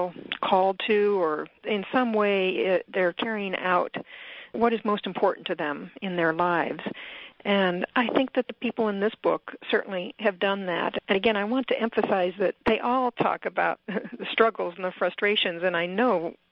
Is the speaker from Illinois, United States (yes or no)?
yes; Chicago, Southern Illinois, United States; now in Lopez Island, United States; I grew up in the Midwest, Chicago, and then Southern Illinois.